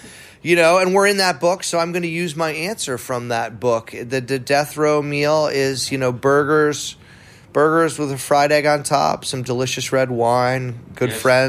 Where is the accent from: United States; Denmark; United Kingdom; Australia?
United States; New England; We ate a lot of donuts growing up. I mean, I come from New England, where donuts have always enjoyed a place.